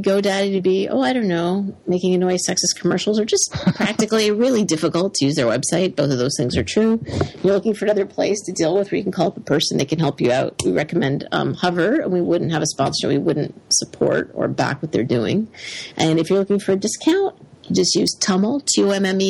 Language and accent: English; Canada; now in United States; I became American, so I'm a Canadian-American.